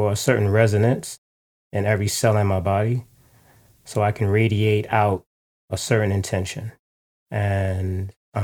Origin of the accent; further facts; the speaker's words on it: New York City, New York, United States; the one I grew up in Harlem, New York, in the 80s